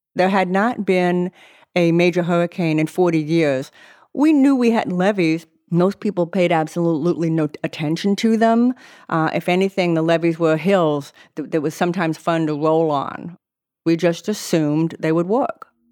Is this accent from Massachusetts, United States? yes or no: yes; Boston, Massachusetts, United States; moved away as an adult; now in New Orleans, United States; I am originally from the Boston area of Massachusetts